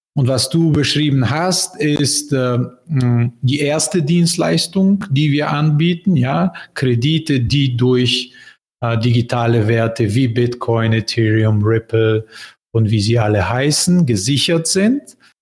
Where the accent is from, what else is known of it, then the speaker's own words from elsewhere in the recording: Bulgaria; German is a second language; moved away; also born or lived in Berlin, Germany; Bulgarien, mein Heimatland